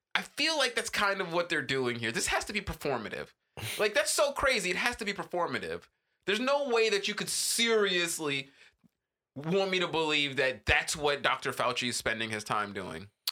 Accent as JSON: {"language": "English", "country": "Jamaica", "said": "as a Jamaican"}